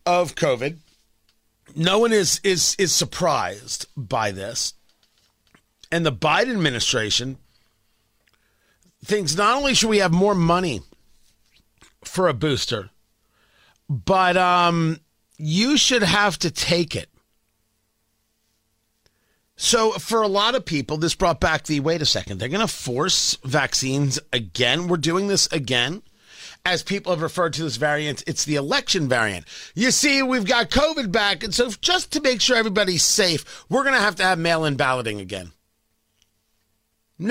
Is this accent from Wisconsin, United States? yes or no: no; New Jersey, United States; now in Indianapolis, United States; It's part of growing up in Jersey.